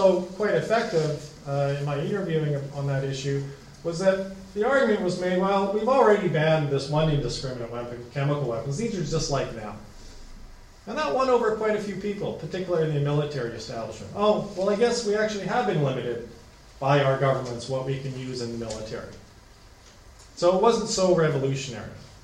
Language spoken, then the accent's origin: English; Canada; As a Canadian